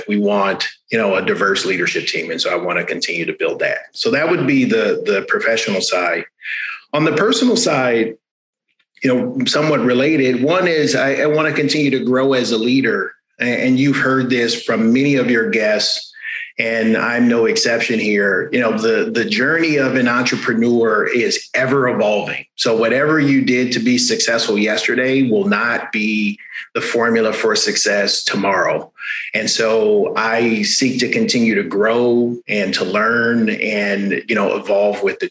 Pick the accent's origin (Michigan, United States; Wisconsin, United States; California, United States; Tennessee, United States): California, United States; Los Angeles; now in San Francisco, United States; I'm a Californian by birth and by current resident. Both Southern California, grew up in LA, currently live in San Francisco